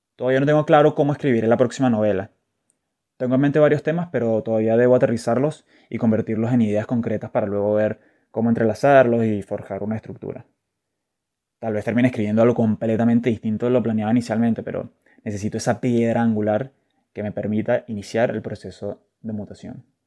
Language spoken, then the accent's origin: Spanish; Caracas, Capital District, Venezuela; desde pequeño, y como buen scout caraqueño